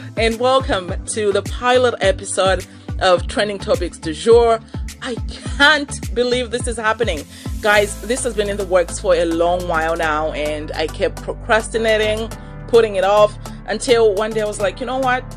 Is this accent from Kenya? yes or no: no; Malawi; moved away as an adult; now in Vancouver, Canada; I was born and raised in Malawi